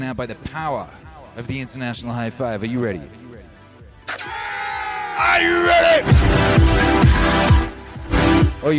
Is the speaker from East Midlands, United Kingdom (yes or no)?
no; Wales, United Kingdom; I grew up in Wales